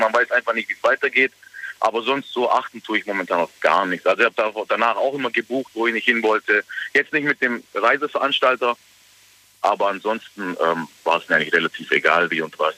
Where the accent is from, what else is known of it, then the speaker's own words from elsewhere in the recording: Germany; ich bin aus Deutschland